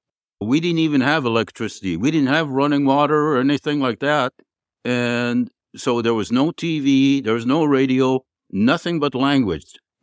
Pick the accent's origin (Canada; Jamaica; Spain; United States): Canada; I'm Canadian citizenship. I'm still Canadian